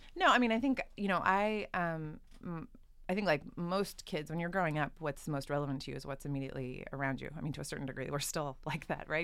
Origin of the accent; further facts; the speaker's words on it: Southern California, United States; I grew up in Southern California.